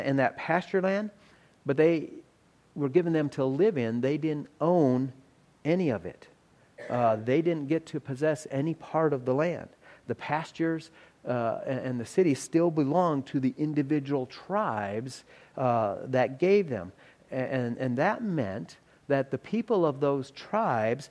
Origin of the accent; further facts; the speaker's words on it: South Dakota, United States; we're from South Dakota.